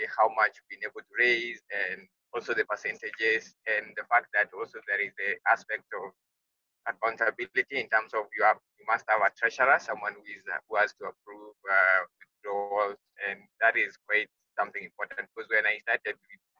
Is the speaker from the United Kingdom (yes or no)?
no; West Pokot County, Kenya; Sorry, I happen to be on the road, and I'm from West Pokot, but I'm now approaching Nairobi.